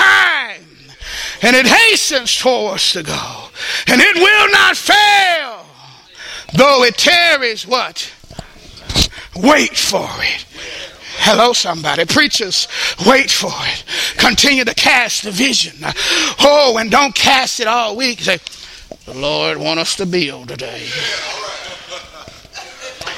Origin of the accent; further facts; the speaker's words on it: Texas, United States; I'm from Texas